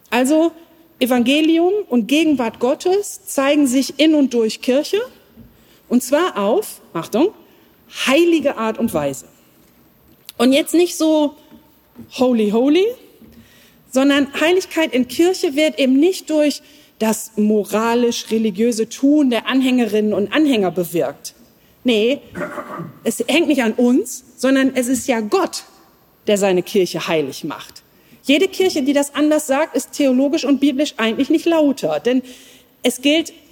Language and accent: German; Lower Saxony, Germany; Als Ostfriesin kenne ich mich da nicht aus